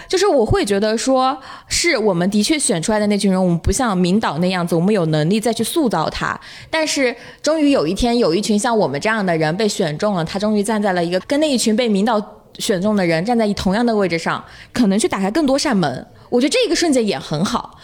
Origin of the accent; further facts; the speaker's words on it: Hunan, China; 我是湖南人嘛